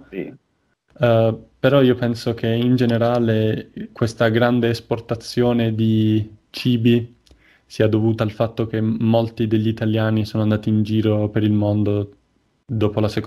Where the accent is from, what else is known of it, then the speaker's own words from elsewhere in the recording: Southern Italy, Italy; now in Milan, Italy; poi ora lavoro a Milano, quindi lavoro al nord. E non ho una grande prospettiva di um, ritorno nella mia terra, no? nel sud Italia